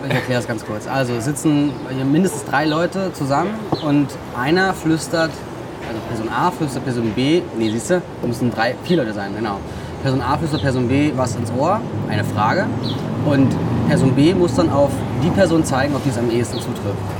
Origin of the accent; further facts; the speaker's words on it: Berlin, Germany; in Stegels, wo ich aufgewachsen bin